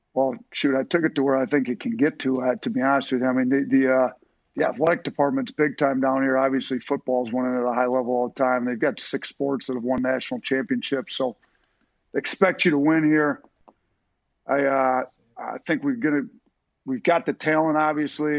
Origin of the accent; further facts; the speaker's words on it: Wisconsin, United States; moved away; I grew up in Wisconsin